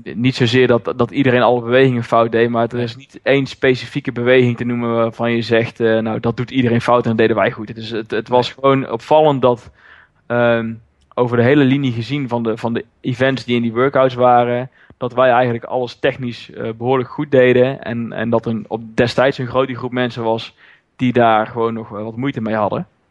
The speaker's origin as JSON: {"language": "Dutch", "town": "Roosendaal", "region": "North Brabant", "country": "Netherlands", "said": "Ik kom uit Roosendaal, ben daar eigenaar van een CrossFit Zuid"}